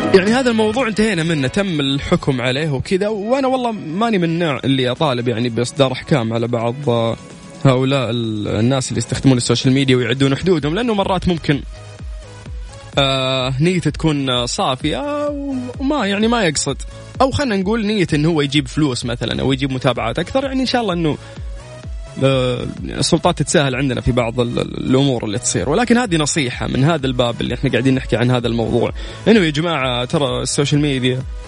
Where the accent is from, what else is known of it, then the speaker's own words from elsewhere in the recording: Saudi Arabia; عندنا في السعوديه